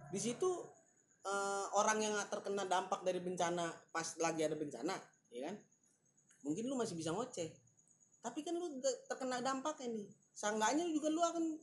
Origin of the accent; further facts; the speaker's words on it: Jakarta, Indonesia; jujur ya gue orang Jakarta asli ya, tapi gue nggak suka sama orang-orang Jakarta yang sekarang nih